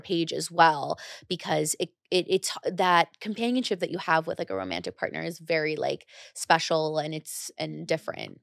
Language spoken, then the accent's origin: English; United States; now in New York City, United States; I grew up right outside New York